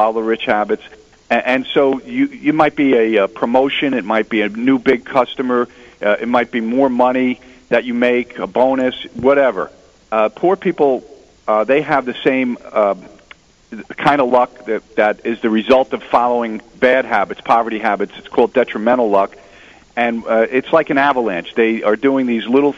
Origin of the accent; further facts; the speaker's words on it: New Jersey, United States; I'm from New Jersey